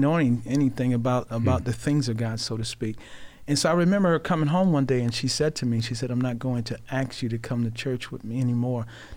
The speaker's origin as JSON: {"language": "English", "town": "Rochester", "region": "New York", "country": "United States", "tie": "born or raised there", "said": "I grew up in Rochester. I am a Rochesterian."}